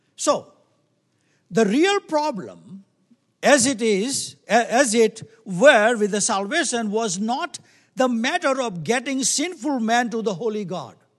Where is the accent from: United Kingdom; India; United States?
India; moved away; I come from, we come from India